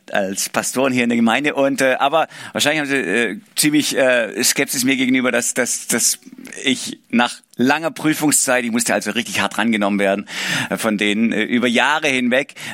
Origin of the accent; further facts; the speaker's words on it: Baden-Württemberg, Germany; accent: Swabian; Ich komme aus dem Schwabenländle. Ich hoffe, man hört es nicht zu arg. Ich versuche es zu verbergen, aber Wahrscheinlich rutscht immer zwischendrin raus.